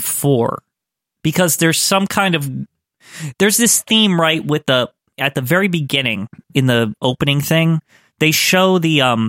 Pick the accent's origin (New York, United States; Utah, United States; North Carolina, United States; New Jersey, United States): New Jersey, United States; We're from Jersey.